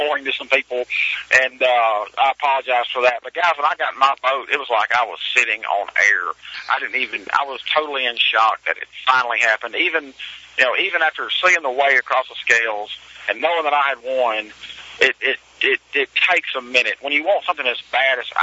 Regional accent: Mississippi, United States; I grew up in Mississippi

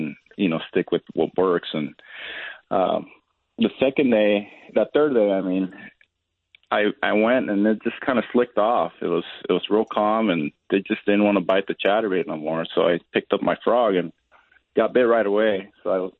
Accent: Southern California, United States; moved away; I grew up in Southern California.

